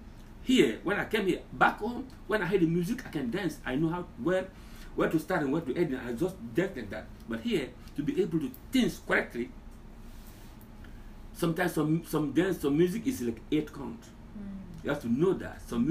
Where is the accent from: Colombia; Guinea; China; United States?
Guinea; moved away; So I'm from Guinea. I love Guinea. I love my culture.